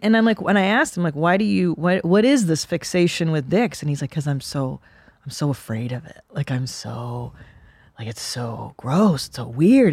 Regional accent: Southern California, United States; I grew up in Southern California

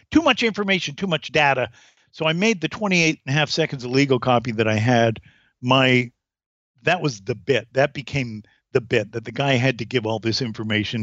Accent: Durham, North Carolina, United States; also born or lived in Canada; I was born in Canada, but I we moved to uh, Durham when I was six, North Carolina

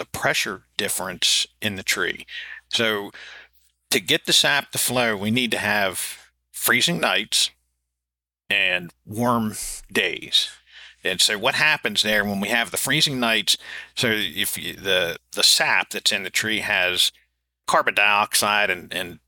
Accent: Adams County, South Central Pennsylvania, United States; accent: southern drawl; where I grew up in South Central Pennsylvania, that particular part of Adams County

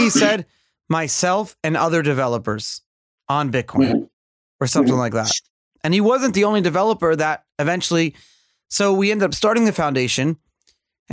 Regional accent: New York City, New York, United States; I'm this kid from Brooklyn who's just running a business

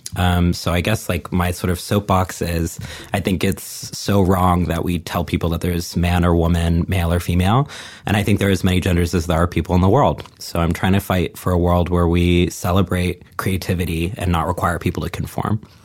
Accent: Texas, United States; moved away; I grew up in a small town in Texas

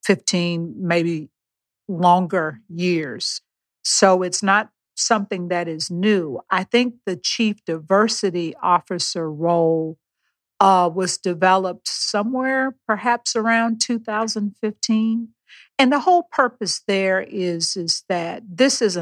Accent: Beaumont, Texas, United States; I was born and raised in Beaumont, Texas

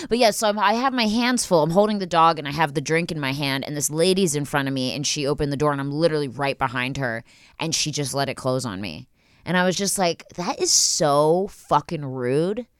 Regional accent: Philadelphia, Pennsylvania, United States; now in Los Angeles, United States; I'm from Philly

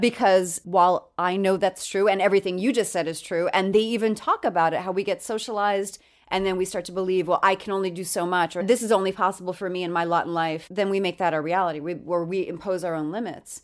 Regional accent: New York City, New York, United States; moved away; I'm from New York

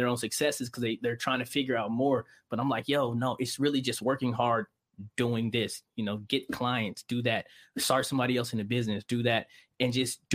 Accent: San Bernardino, California, United States; I'm from San Bernardino, man. I'm from the IE, you know, California. Mm-hmm. You know, raised there

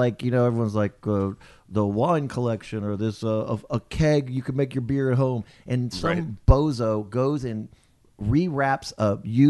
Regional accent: Japan; We grew up in Japan, so my parents...

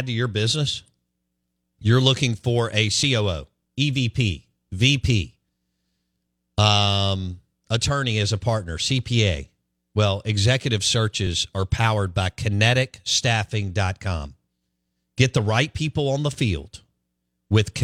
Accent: Jackson, Mississippi, United States; I grew up on Pinehurst. Right there at Belhaven

